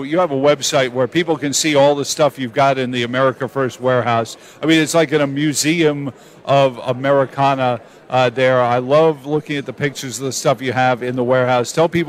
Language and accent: English; New York City, New York, United States; I grew up in Queens